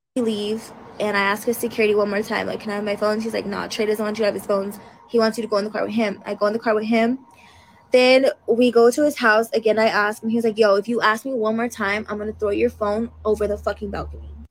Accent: Denver, Colorado, United States; I'm from Denver

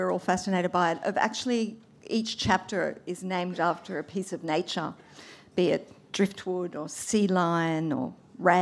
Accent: Blue Mountains, New South Wales, Australia; I grew up in the Blue Mountains, so I was surrounded by trees too

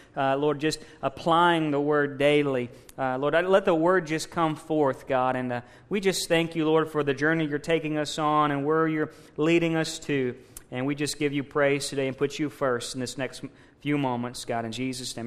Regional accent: Missouri, United States; moved away; I'm from Missouri. Uh, you know, not originally, but I lived in Missouri most of my life

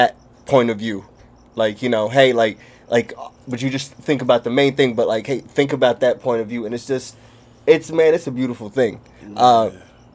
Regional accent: Somalia; moved away; I'm from Somalia

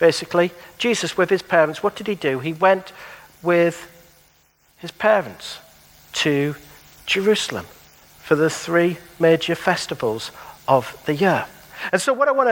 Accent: Middlesbrough, North East England, United Kingdom; moved away; I've lived in Middlesbrough for 30 years of my life.

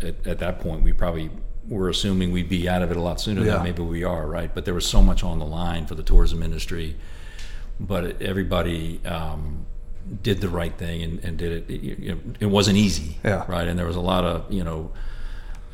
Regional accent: Stamford, Connecticut, United States; moved away; I grew up in Stamford, Connecticut

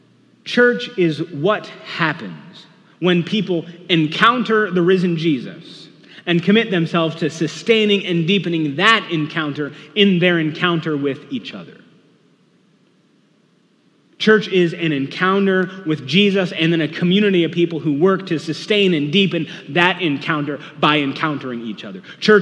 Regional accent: Hamilton, Ohio, United States; also born or lived in Lima / Toledo; So I was born in Lima when dad was serving a church there. We moved to a church in Toledo when I was still a baby, somewhere there, and then we stayed there until after first grade. And after first grade, we moved all the way down to Hamilton

